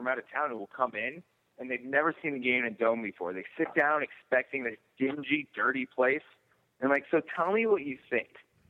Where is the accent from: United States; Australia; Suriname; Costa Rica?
United States; Boston, Massachusetts; moved away; And I grew up in Boston.